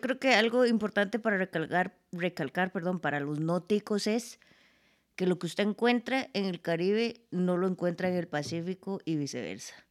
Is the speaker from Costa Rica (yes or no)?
yes; Costa Rica; nosotros como ticos